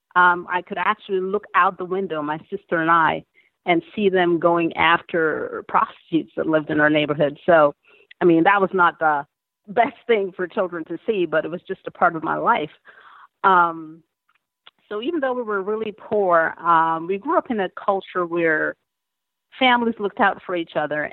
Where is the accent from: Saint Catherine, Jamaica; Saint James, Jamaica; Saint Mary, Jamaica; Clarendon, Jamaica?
Saint James, Jamaica; Montego Bay; moved away; I was born in Montego Bay, Jamaica